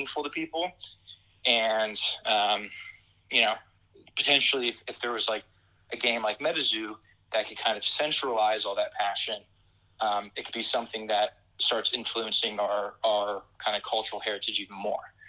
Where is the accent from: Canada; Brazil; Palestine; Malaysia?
Brazil; moved away as an adult; now in United States; grew up in Brazil